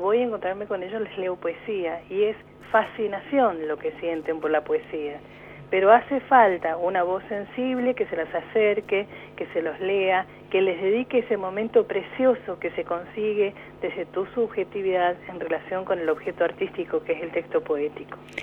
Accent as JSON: {"language": "Spanish", "region": "Mendoza", "country": "Argentina", "moved": "as an adult", "lives_now": "Neuquén, Argentina", "said": "soy mendocina"}